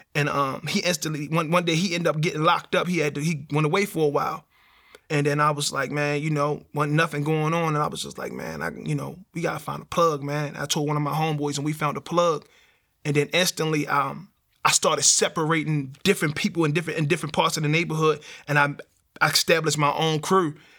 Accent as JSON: {"language": "English", "town": "Baltimore", "region": "Maryland", "country": "United States", "tie": "born or raised there", "said": "So growing up in Baltimore"}